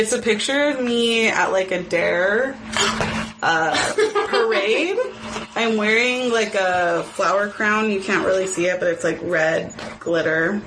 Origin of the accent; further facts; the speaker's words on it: Los Angeles, California, United States; we lived in L.A.